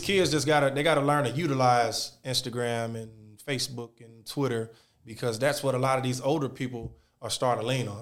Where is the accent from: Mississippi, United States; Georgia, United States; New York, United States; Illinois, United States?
Georgia, United States; I'm from Georgia